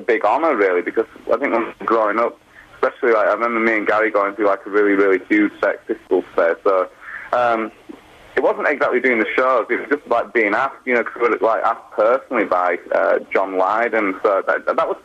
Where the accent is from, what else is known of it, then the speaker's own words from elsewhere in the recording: Wakefield, Yorkshire and the Humber, United Kingdom; we're from Wakefield, and it was like Doncaster Arena, which is like the closest arena to like our hometown